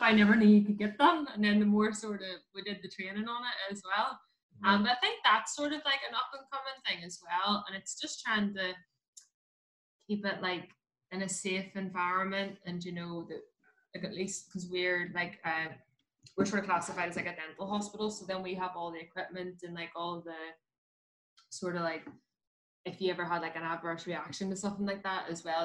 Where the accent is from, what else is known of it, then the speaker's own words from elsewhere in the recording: Belfast, Northern Ireland, United Kingdom; I'm like from West Belfast, like the um, like Anderson's town, like Andy town